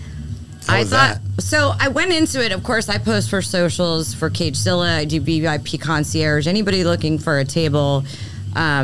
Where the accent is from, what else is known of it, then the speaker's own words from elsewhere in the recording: Philadelphia, Pennsylvania, United States; moved away; I'm from Philly.